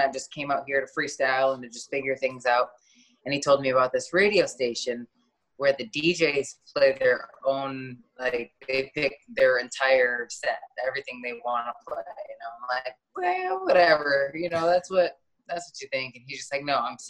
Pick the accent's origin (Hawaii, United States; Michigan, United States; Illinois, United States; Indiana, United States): Michigan, United States; moved away as an adult; also born or lived in Flint, Michigan; now in Los Angeles, United States; growing up in Michigan